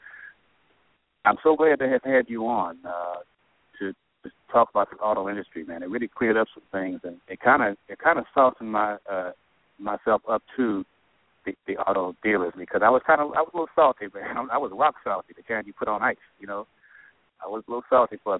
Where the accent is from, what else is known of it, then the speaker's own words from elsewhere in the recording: Chicago, Illinois, United States; also born or lived in St. Louis; I'm in the St. Louis area actually right now. I'm from Chicago